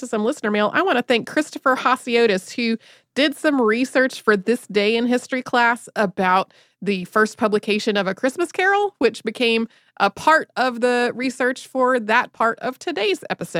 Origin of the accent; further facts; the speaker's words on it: Wellington, New Zealand; My hometown of Wellington, New Zealand, has a cable car.